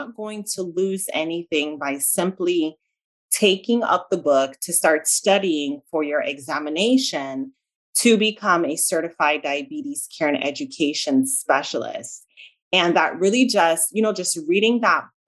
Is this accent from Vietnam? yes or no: no; Jamaica; accent: Jamaican; also born or lived in South Central Florida; now in Florida, United States; I was originally born in Jamaica. So if you hear kind of like a slight accent, that's what you're hearing. I pronounce my A's and my E's differently. So you're hearing my Jamaican accent.